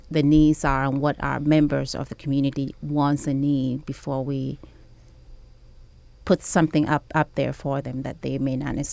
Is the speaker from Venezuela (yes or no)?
no; New York City, New York, United States; So I grew up in New York City and I left New York after graduating from high school to see other places